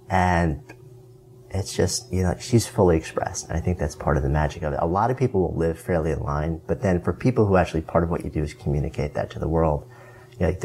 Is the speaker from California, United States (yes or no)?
yes; Berkeley, California, United States; Yeah, I'm from Berkeley.